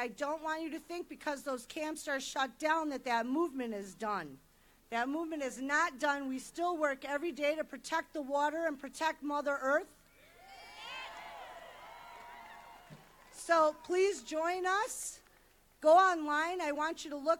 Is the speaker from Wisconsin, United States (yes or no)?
yes; Milwaukee, Wisconsin, United States; I'm born and raised in Milwaukee, Wisconsin.